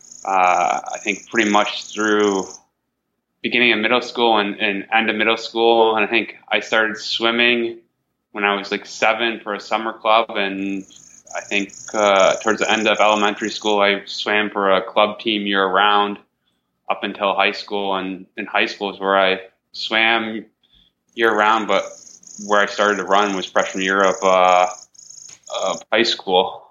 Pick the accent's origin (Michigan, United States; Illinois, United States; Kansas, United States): Michigan, United States; Rochester; I grew up here in Michigan, just outside of Detroit, in a community called in Rochester, and grew up there my whole life